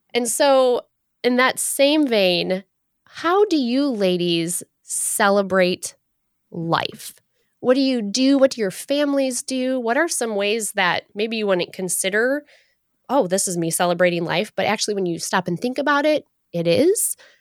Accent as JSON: {"language": "English", "region": "Michigan", "country": "United States", "tie": "born or raised there", "said": "As a Michigander born and raised in Michigan"}